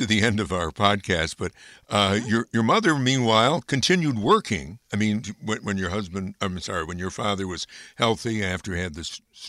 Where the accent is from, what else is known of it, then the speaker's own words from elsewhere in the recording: Amsterdam, New York, United States; Kirk Douglas came from my hometown, and I do local history, so I write about him a lot. In that town is Amsterdam, New York.